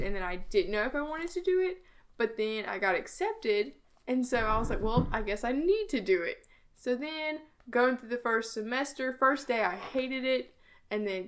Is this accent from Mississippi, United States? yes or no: yes; Hazlehurst, Mississippi, United States; Hazelhurst, Mississippi